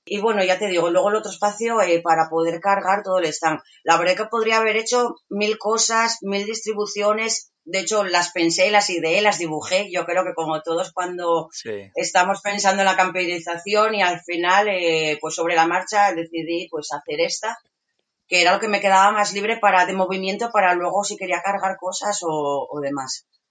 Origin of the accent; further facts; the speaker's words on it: Asturias, Spain; soy de Asturias, eh, vivo actualmente en un pueblecito eh, en Villanueva de Santo Adriano